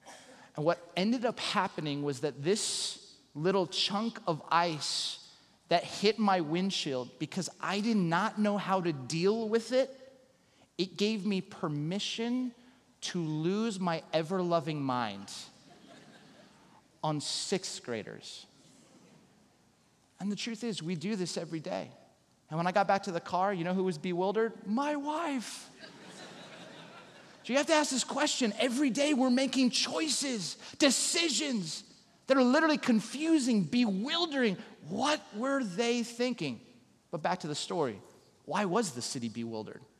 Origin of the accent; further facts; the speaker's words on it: Southern California, United States; moved away; also born or lived in Chicago; growing up in Southern California